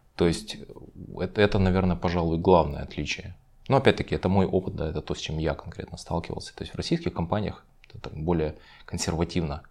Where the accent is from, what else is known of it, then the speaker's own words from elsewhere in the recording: Ukraine; now in Moscow, Russia; Сам я изначально родился в Украине